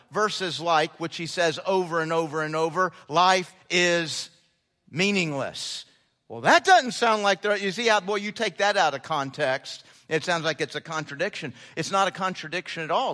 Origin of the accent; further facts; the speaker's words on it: United States; being an American